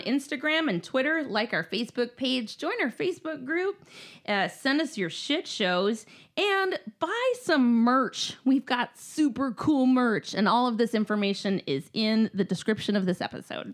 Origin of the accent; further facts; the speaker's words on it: Minnesota, United States; I grew up in Minnesota, we were always, like, little house on the prairie